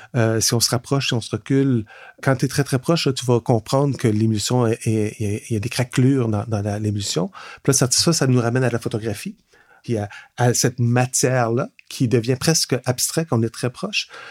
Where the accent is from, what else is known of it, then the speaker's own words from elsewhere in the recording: Laurentides, Quebec, Canada; now in Montreal, Canada; Je viens de Laurentides, mais ça fait quand même presque 30 ans maintenant que je suis à Montréal